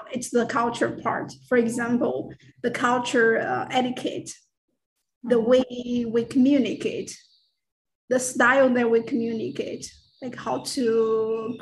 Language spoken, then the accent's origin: English; China; first language Mandarin; English is a second language; moved away as an adult; also born or lived in Florida / Bay Area, California; now in United States; English is not my first language. My first language is, of course, Mandarin